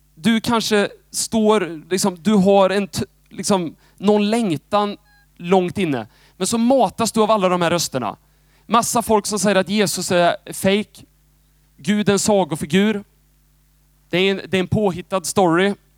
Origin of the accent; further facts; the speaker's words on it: Moholm, Lugnås, Götene, Västra Götaland, Sweden; moved away as an adult; now in Jönköping, Sweden; jag, jag är född i liksom Moholm. Eh, lite uppväxt i Lugnås. Och sen har jag bott i Götene stora delar.